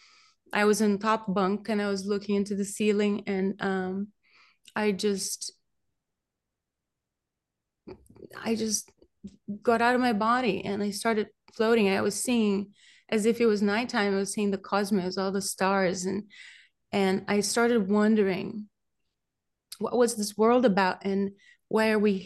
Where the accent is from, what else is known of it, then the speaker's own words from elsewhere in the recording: Brazil; accent: Brazilian; also born or lived in Beverly Hills / Pacific Palisades; now in Malibu, United States; I grew up in Brazil, and I had relatives who were mediums